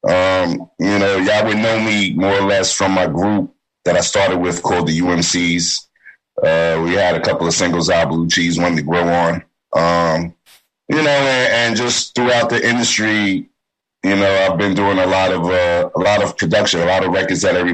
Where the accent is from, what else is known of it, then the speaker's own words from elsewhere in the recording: New York City, New York, United States; we're all from Staten Island